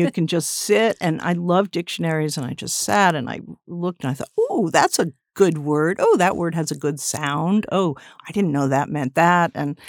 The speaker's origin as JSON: {"language": "English", "town": "Westport", "region": "Connecticut", "country": "United States", "tie": "born or raised there", "said": "I grew up in Westport, Connecticut, a suburb, and I used to come in all the time"}